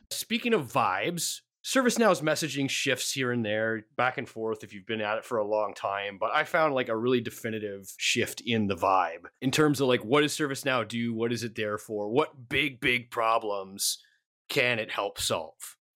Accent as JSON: {"language": "English", "country": "Canada", "said": "I am Canadian"}